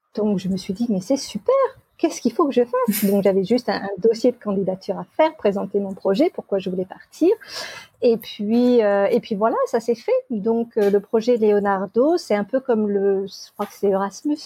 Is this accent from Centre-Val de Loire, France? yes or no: yes; Amboise, Centre-Val de Loire, France; moved away as an adult; also born or lived in England; now in Australia; je suis de France, originaire d'Amboise, et j'ai 41 ans